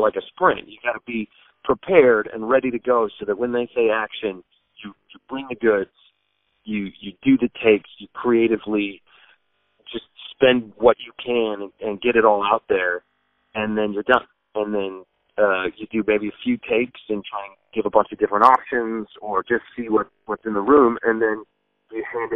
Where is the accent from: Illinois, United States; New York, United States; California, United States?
California, United States; Sacramento; moved away as an adult; now in East Coast, United States; my wife's from L.A., I'm from Sacramento. We're both California people